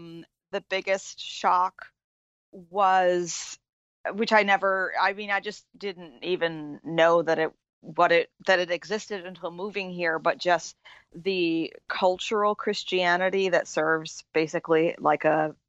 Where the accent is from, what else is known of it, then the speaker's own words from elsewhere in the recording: near Augusta, Maine, United States; also born or lived in Buffalo, New York / Virginia; now in Central Virginia, United States; Originally from Maine.